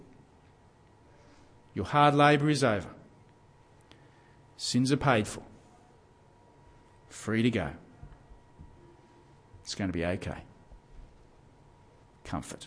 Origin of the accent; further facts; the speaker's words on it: Gosford, New South Wales, Australia; I grew up in Gosford on the central New South Wales coast